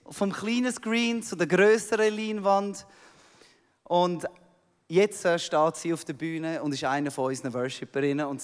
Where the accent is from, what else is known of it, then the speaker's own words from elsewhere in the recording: Switzerland; Ich komme aus der Schweiz, oder?